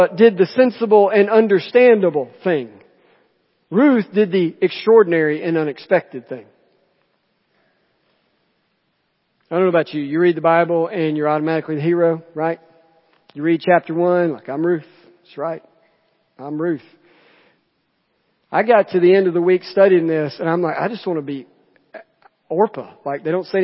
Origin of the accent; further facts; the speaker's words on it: Jemison, Alabama, United States; So I'm from Jemison, from Chilton County